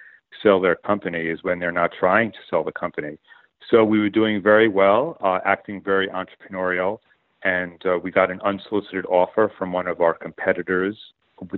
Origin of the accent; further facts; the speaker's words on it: Long Island, New York, United States; I was born and raised on Long Island in New York